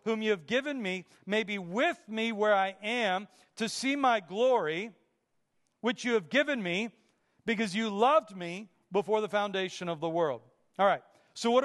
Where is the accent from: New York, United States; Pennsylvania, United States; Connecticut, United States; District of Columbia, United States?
Pennsylvania, United States; Pittsburgh; Growing up in Pittsburgh